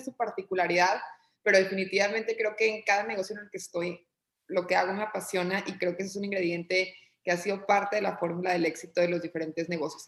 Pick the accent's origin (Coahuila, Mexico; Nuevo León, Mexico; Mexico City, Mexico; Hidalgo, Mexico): Coahuila, Mexico; Torreón; moved away as an adult; also born or lived in Monterrey; yo soy originaria de Torreón, Coahuila, eh, digamos que allí estudié primaria, secundaria, eh, preparatoria